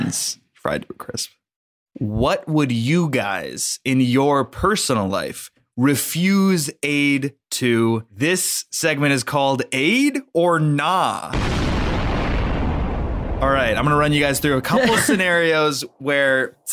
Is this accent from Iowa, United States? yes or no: no; Cleveland, Ohio, United States; I think I grew up in Cleveland.